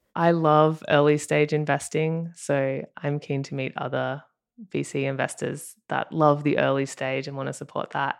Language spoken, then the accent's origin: English; Australia; accent: Australian; moved away as an adult; now in Los Angeles, United States; if you can tell by my accent, I'm Australian